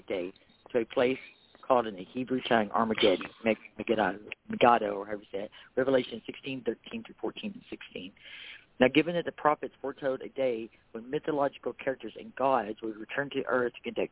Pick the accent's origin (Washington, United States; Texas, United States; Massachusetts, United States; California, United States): Texas, United States; accent: Texas; my Texas accent